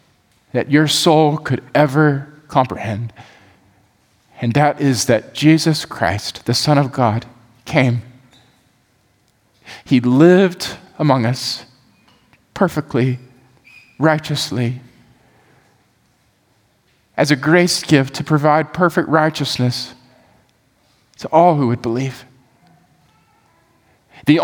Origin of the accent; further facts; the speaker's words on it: the South, United States; we grew up in the South. We're here in the South now